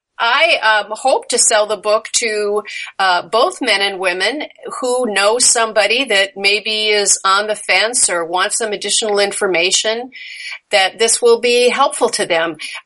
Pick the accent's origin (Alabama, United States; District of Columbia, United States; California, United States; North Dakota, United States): North Dakota, United States; Bismarck; moved away as an adult; also born or lived in Moorhead, Minnesota; I was born in Bismarck, North Dakota.